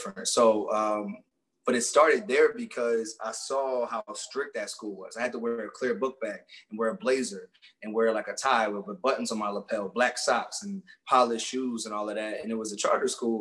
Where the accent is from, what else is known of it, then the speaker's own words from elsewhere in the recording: Philadelphia, Pennsylvania, United States; I grew up in Roxborough section of Philly. That's Northwest